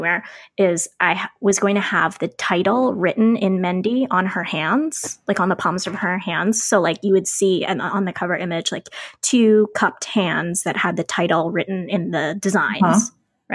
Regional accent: Ocean City, United States; I grew up near the Ocean City boardwalk

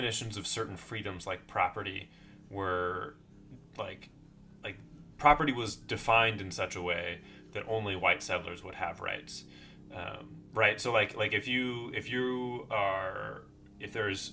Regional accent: United States; I as an American

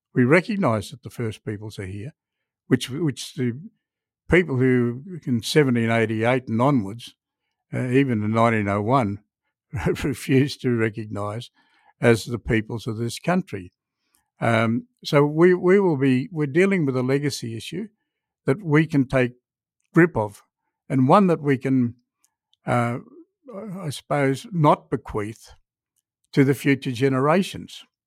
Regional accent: Australia; as, uh, Australians

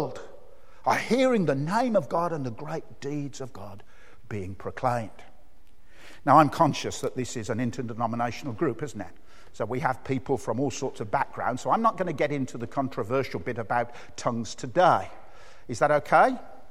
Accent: Birmingham, West Midlands, United Kingdom; accent: Brummie; my accent, the Birmingham accent

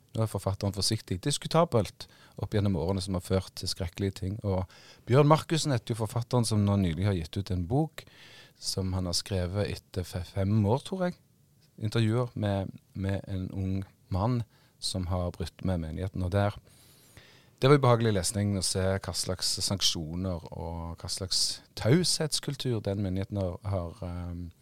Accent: Western Norway, Norway; jeg er vestlending

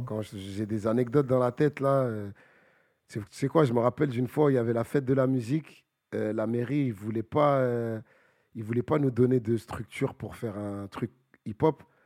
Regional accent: Bagneux, Île-de-France, France; je viens de Bagneux

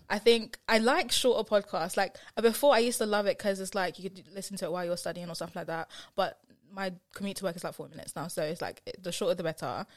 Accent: Essex, East of England, United Kingdom; accent: Essex; my Essex accent

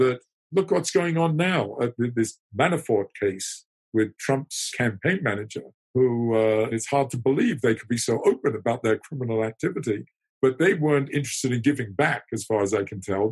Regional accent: United Kingdom; I'm British

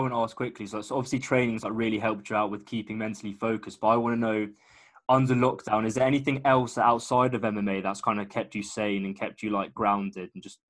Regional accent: London, United Kingdom; I'm from London

